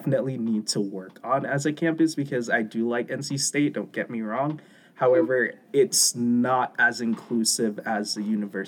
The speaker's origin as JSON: {"language": "English", "country": "Jamaica", "said": "No, I can definitely say I agree, because I'm Jamaican. I'm not African-American, but I am a part of the Black community"}